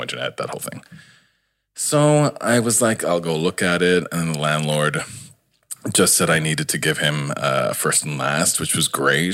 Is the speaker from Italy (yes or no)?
no; St. John's, Newfoundland and Labrador, Canada; moved away as an adult; also born or lived in Halifax; now in Toronto, Canada; I grew up in St. John's, Newfoundland, and not with a lot of money.